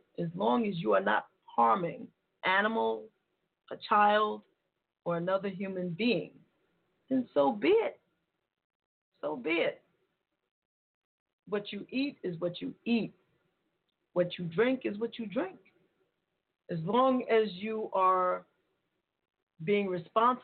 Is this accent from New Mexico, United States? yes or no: no; New York, United States; being a New Yorker